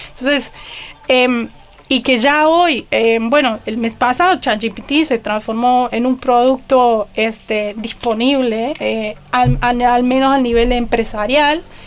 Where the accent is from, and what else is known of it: Argentina; born or raised there